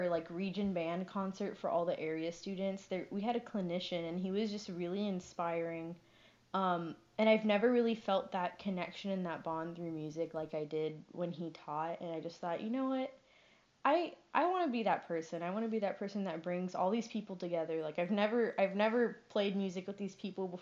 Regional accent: San Antonio, Texas, United States; moved away as an adult; now in Denton, United States; I'm from San Antonio

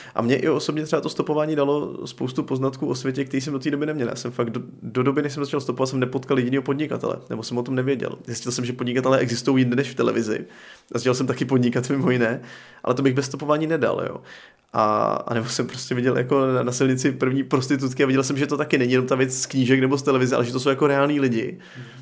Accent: Czechia; also born or lived in Pardubice, Czech Republic; jako Čech

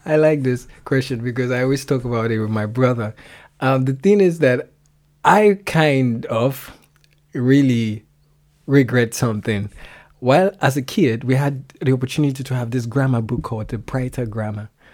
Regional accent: Lagos, Nigeria; first language Yoruba; English is a second language; moved away as an adult; also born or lived in Ondo State, Nigeria; now in Germany; I am from Nigeria. I grew up in Lagos. But I'm originally from Ondo State in Nigeria

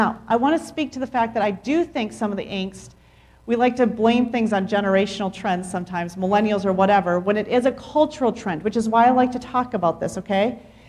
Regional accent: Mexico; I mean, growing up in Mexico, all Mexicans together.

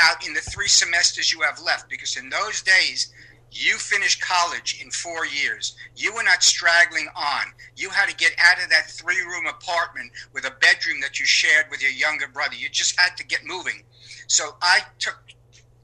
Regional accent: New York City, New York, United States; a kid growing up in Sheepshead Bay, Brooklyn, lower middle class

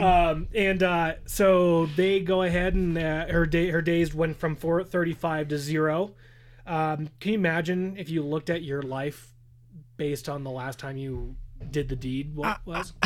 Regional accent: Southern California, United States; growing up in Southern California

